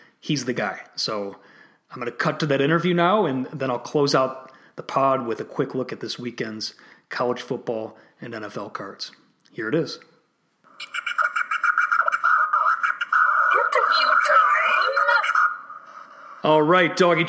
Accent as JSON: {"language": "English", "region": "Illinois", "country": "United States", "tie": "born or raised there", "said": "here in my home state of Illinois"}